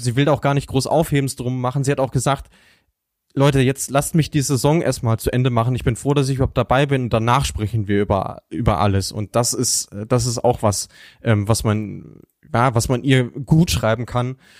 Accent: Germany; als Deutscher

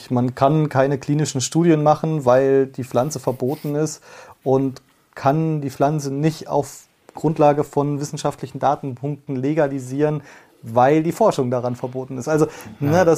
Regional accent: Fulda, Hesse, Germany; Ja, ich komme aus einer sehr konservativen Stadt. Äh, Fulda liegt so auch an der Grenze zu Bayern, merkt man auch die Nähe auf jeden Fall ähm, ganz gut. Sehr ähm, CDU geprägt.

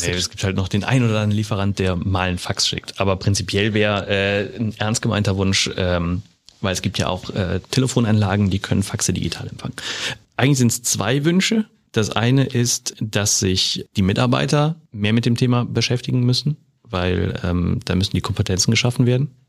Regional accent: Rhineland, Germany; now in Bavaria, Germany; Also das lernt man in Bayern als Rheinländer.

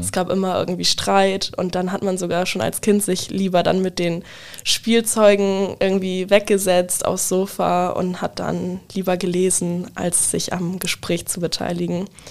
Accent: Wildeshausen, Lower Saxony, Germany; moved away as an adult; now in Bremen, Germany; ich komme äh, aus Wildeshausen ursprünglich, wohne aber mittlerweile in Bremen

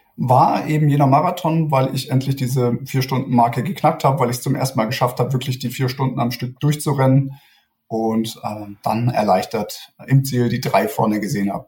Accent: Stuttgart, Baden-Württemberg, Germany; moved away as an adult; also born or lived in Munich; Ich komme ursprünglich aus Stuttgart

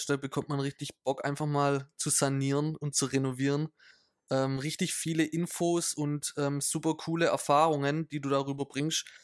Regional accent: Italy; Für mich als Italiener reicht's.

